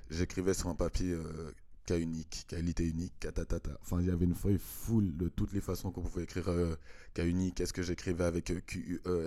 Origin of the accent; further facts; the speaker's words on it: Switzerland; also born or lived in Congo; je suis arrivé en Suisse quand j'avais une année.